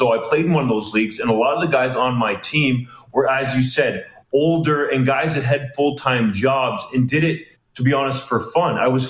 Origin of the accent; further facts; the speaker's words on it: Canada; also born or lived in Germany; as a Canadian.